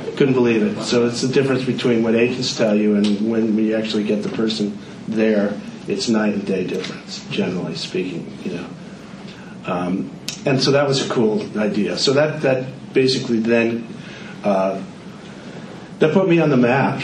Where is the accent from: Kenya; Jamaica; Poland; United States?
United States; Connecticut; moved away as an adult; also born or lived in Philadelphia / New York; I grew up in Connecticut